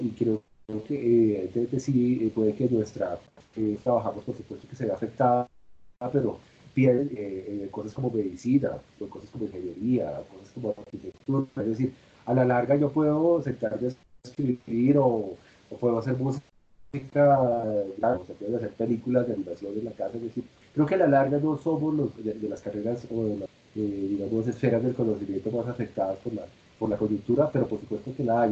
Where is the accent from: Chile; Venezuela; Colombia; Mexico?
Colombia; como colombianos